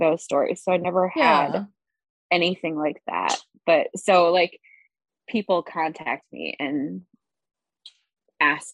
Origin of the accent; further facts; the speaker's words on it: Iowa, United States; moved away as an adult; also born or lived in North Carolina; I'm from Iowa. Born and raised in Hawkeye country